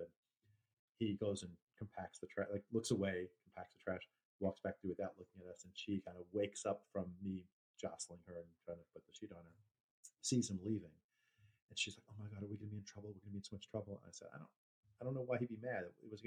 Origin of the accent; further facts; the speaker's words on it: New York, United States; I was from New York